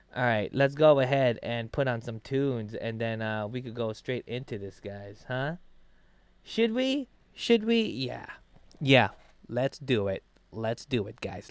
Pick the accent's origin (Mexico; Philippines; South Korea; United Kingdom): Philippines; now in United States; I'm from the Philippines